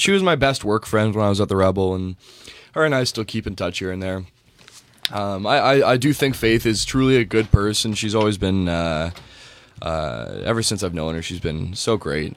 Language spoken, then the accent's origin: English; Canada; I'm a Canadian